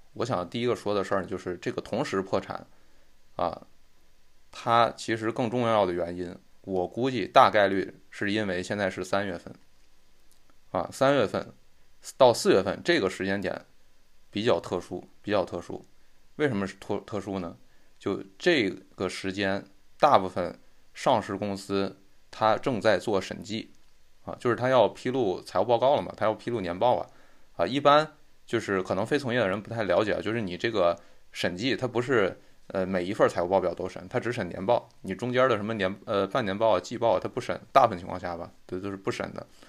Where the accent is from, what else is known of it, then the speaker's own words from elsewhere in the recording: China; 在我们中国人基本上你听都没听说过这家银行